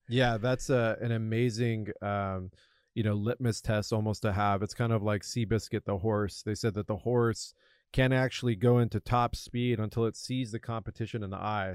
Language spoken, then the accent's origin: English; La Jolla, California, United States; I grew up in Southern California, La Jolla in particular